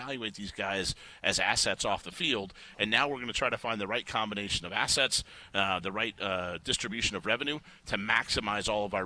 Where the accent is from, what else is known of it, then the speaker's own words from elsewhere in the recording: Chicago, Illinois, United States; moved away; I grew up in Chicago watching Michael Jordan and Walter Payton.